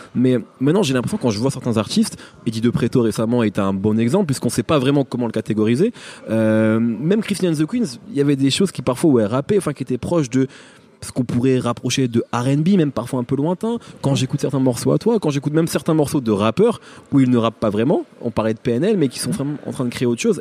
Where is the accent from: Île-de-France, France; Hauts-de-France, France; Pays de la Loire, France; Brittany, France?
Hauts-de-France, France; Picardy; moved away; j'ai grandi en Picardie